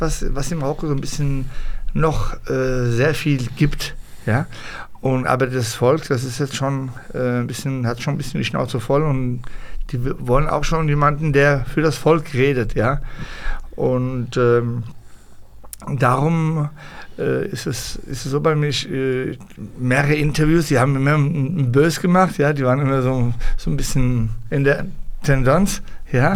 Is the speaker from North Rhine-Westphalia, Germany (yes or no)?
no; Hanau, Hesse, Germany; moved away as an adult; now in Morocco; ich bin in Deutschland geboren